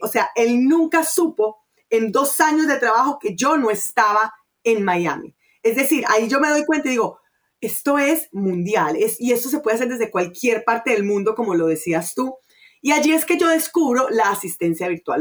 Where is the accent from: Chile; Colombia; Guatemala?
Colombia; moved away; also born or lived in Venezuela; yo soy colombiana, pero bueno, viví en Venezuela muchos años